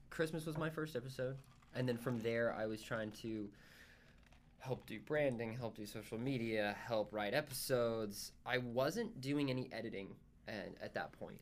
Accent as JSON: {"language": "English", "town": "Dayton", "region": "Tennessee", "country": "United States", "tie": "born or raised there", "said": "I'm from Dayton, Tennessee, but it's thirty minutes north of Chattanooga"}